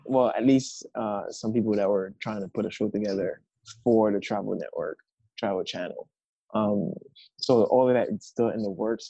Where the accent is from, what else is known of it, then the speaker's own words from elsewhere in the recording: Haiti; now in United States; I am from Haiti. Um, I've been living in the States for the past 16 years